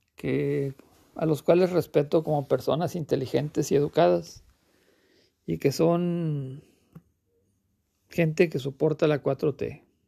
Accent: Mexico; Yo como mexicano

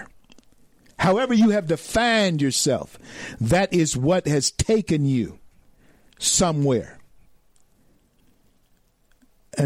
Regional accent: the South, United States; I grew up in the South in the 60s

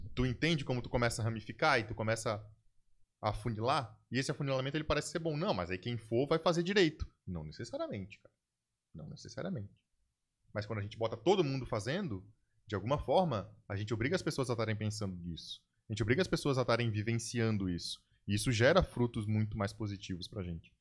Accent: Brazil; nós, como brasileiros

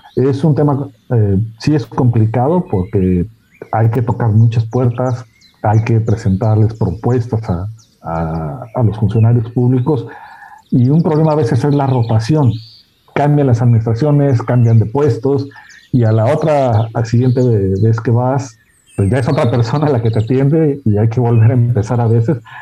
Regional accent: Hermosillo, Sonora, Mexico; yo soy del desierto de Hermosillo, Sonora

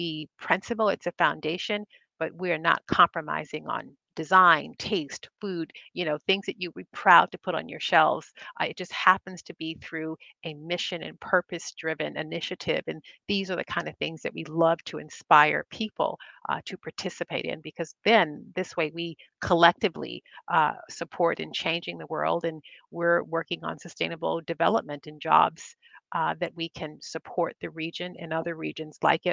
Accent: United States; I grew up here in the United States, American family, on table salt.

